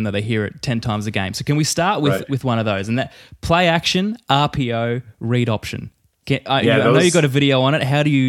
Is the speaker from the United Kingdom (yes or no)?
no; Australia; as an Australian who hadn't watched much of it before